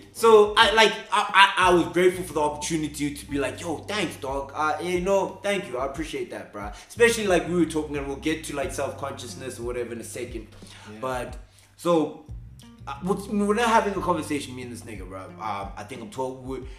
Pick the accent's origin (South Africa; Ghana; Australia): South Africa; accent: Afrikaans; We got there because Afrikaans, my accent, what were we saying?